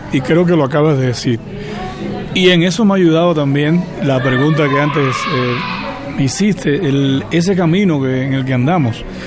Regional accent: Cuba; moved away; en Cuba me quedan mis padres

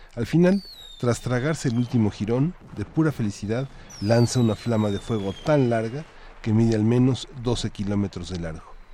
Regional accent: Mexico; como mexicanos

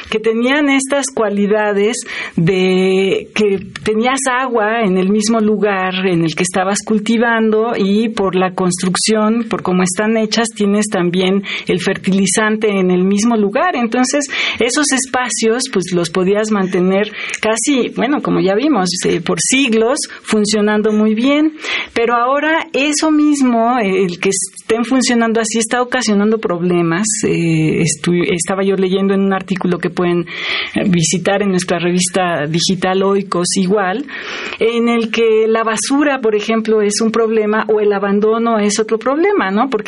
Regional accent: Mexico; como ciudadanos y como mexicanos

